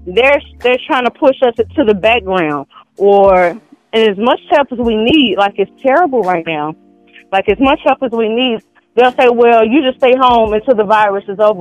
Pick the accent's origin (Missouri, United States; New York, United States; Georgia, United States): Missouri, United States; St. Louis; I'm from St. Louis.